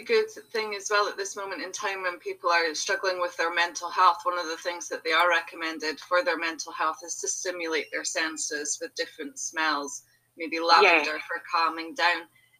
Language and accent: English; Aberdeen, Scotland, United Kingdom; I'm from Aberdeen in Scotland